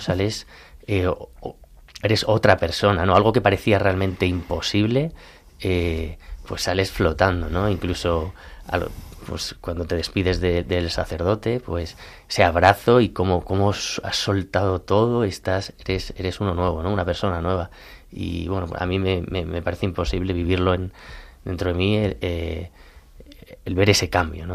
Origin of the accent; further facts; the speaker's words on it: Colmenar Viejo, Community of Madrid, Spain; yo soy de Colmenar Viejo